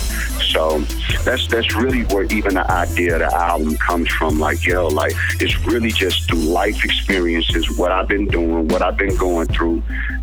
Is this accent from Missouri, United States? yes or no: yes; St. Louis, Missouri, United States; I'm from St. Louis, Missouri. I was born and raised here